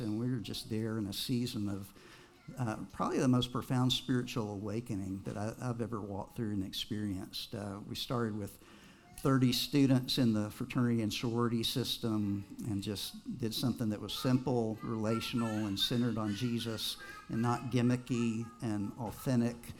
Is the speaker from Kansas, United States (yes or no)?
no; Texas, United States; also born or lived in Nashville, Tennessee; I grew up primarily in Texas, except for a couple years in Nashville, Tennessee.